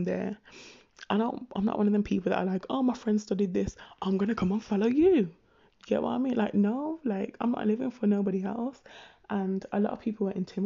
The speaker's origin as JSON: {"language": "English", "town": "Birmingham", "region": "West Midlands", "country": "United Kingdom", "tie": "born or raised there", "said": "growing up in Birmingham, it was a case of, obviously, I'm a Brummie"}